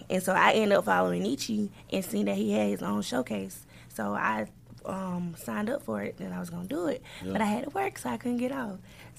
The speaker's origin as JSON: {"language": "English", "town": "Albany", "region": "Georgia", "country": "United States", "said": "I'm from Albany, Georgia."}